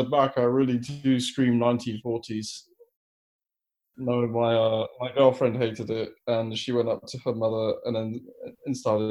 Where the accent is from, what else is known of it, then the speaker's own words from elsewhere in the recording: London, United Kingdom; moved away as an adult; I'm from London originally